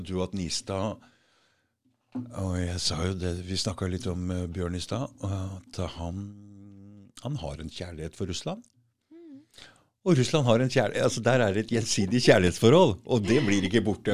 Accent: Norway; vi er nordmenn

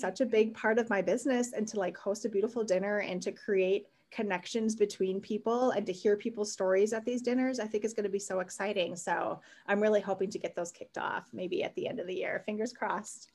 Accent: Wisconsin, United States; I was born and raised in Wisconsin, um, a total Midwestern girl

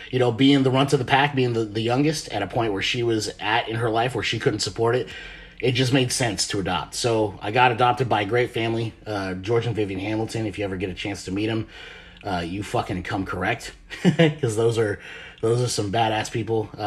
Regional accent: Marshall Islands; born there; I'm a Pacific Islander. I was born in the Marshall Islands, which is a part of uh, Greater Micronesia, which is out in the South Pacific Ocean.

